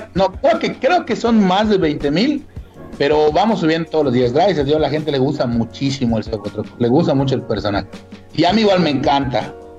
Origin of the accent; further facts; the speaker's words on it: Mérida, Yucatán, Mexico; una persona como yo que de verdad es orgullosamente yucateco, orgullosamente meridano